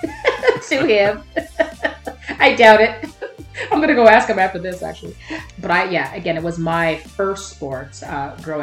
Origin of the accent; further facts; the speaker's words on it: Montreal, Quebec, Canada; I have to be a Habs girl, born and raised in Montreal